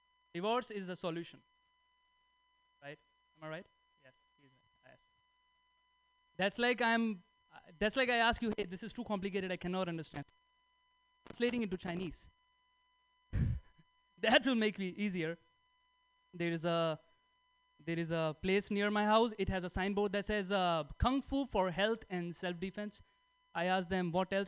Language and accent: English; India; English is a second language; moved away as an adult; now in United States; I'm from India, 6 months in US